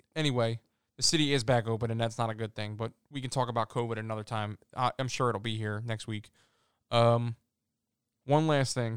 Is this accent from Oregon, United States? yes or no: no; Philadelphia, Pennsylvania, United States; I'm from Philly